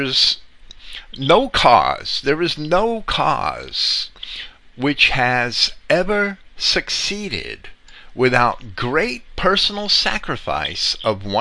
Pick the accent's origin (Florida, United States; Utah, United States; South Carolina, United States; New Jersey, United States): New Jersey, United States; also born or lived in Virginia; I was born in Virginia to transplant parents, I was raised in New Jersey because that was where my father could get the most work